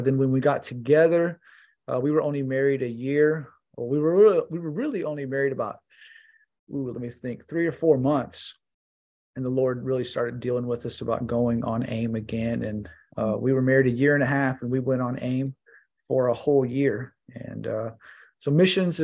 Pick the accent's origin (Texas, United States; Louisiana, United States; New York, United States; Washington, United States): Texas, United States; Houston; I am from Texas and I live in Texas